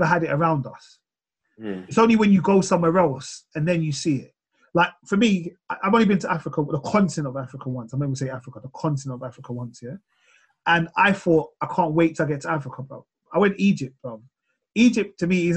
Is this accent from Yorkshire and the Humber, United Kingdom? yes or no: no; London, United Kingdom; growing up in Tottenham